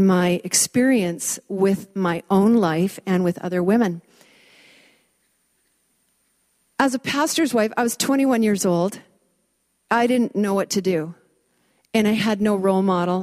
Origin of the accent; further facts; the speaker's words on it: Vancouver, British Columbia, Canada; I grew up in Vancouver, and I went to a girls' private school